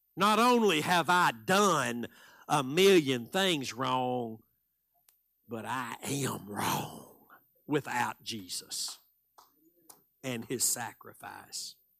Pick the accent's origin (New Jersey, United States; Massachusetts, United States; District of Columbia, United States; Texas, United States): Texas, United States; I'm from Texas